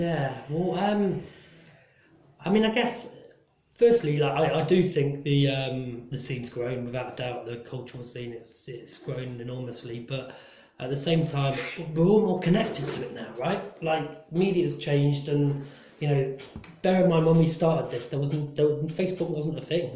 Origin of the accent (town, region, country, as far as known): Nottingham, East Midlands, United Kingdom; born or raised there; moved away as an adult; also born or lived in London